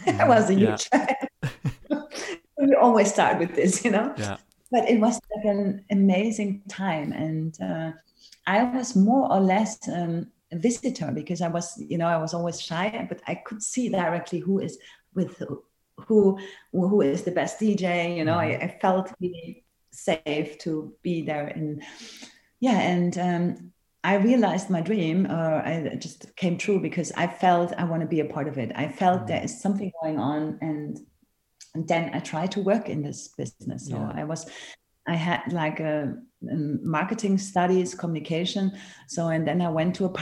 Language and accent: English; Cologne, North Rhine-Westphalia, Germany; moved away; I come from Cologne